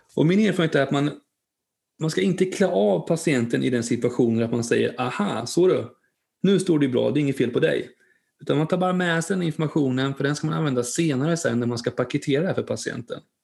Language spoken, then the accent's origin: Swedish; Linköping, Östergötland, Sweden; där jag kommer ifrån, från Linköping, där har vi ett stort eh, eh, köpcenter